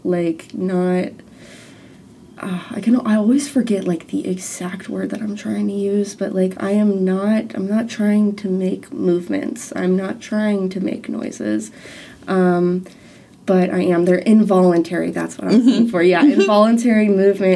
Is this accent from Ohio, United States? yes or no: yes; Ohio, United States; I'm from Ohio